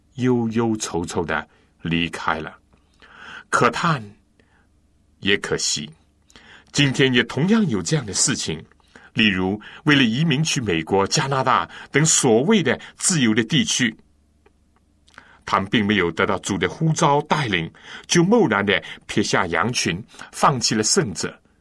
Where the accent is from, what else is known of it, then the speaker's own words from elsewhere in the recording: China; 我们中国人